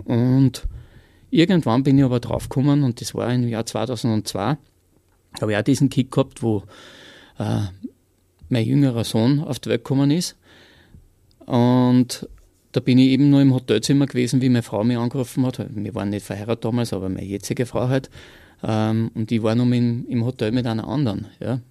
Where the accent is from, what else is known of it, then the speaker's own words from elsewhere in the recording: Austria; bei uns in Österreich